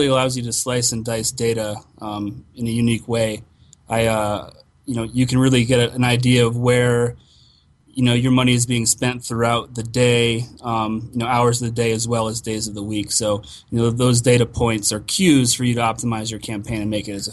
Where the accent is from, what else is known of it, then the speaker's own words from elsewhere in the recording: Connecticut, United States; now in Denver, United States; I'm from Connecticut.